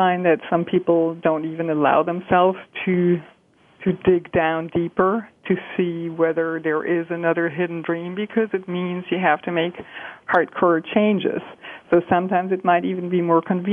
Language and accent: English; Germany; moved away as an adult; I'm from Germany. I was born and raised in Germany